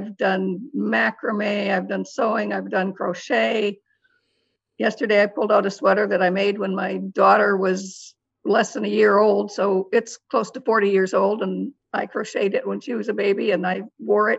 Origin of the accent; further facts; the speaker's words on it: Michigan, United States; moved away as an adult; also born or lived in San Antonio, Texas / Florida / Indiana; now in Belton, Texas, United States; I was born and raised in Michigan, got married at the age of 20, and we moved all over the country back and forth.